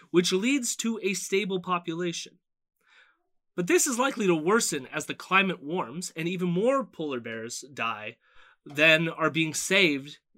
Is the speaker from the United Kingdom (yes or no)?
no; Canada; also born or lived in Toronto; I'm just a Canadian up here